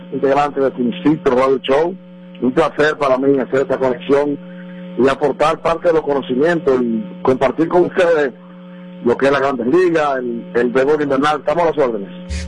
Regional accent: Dominican Republic; now in New York, United States; como dominicano

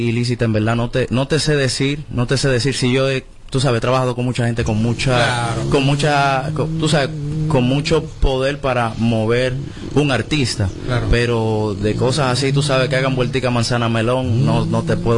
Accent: Dominican Republic; tal, como soy dominicano, tú sabes que eh, el género dominicano es, una chulería, pero un poquito complicado.

